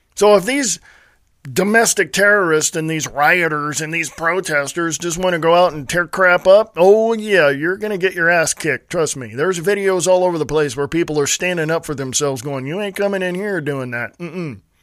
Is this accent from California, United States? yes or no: yes; Stockton, California, United States; moved away as an adult; also born or lived in Nevada; now in Montana, United States; I was born and raised in Stockton, California